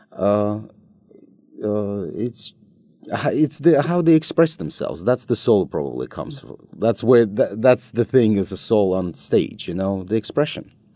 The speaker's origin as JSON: {"language": "English", "country": "Russia", "tie": "born or raised there", "also_born_or_lived": "United States", "moved": "as an adult", "said": "we were growing up in Soviet Union"}